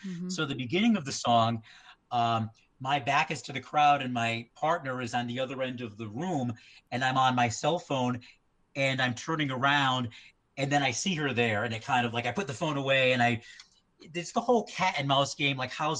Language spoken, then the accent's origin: English; New England, United States; I mean, I grew up in New England.